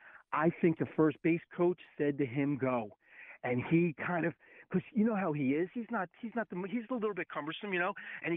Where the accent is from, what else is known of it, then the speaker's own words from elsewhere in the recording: Philadelphia, Pennsylvania, United States; moved away as an adult; now in Chicago, United States; I live in Chicago, born and bred in Philly, South Philly, in the shadows of Vet and the Spectrum.